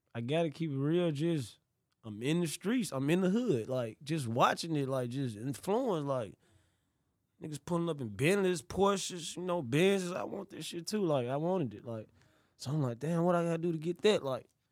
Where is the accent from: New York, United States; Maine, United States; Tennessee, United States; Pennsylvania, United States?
Tennessee, United States; Memphis; I grew up in South Memphis, like, I grew up in South Memphis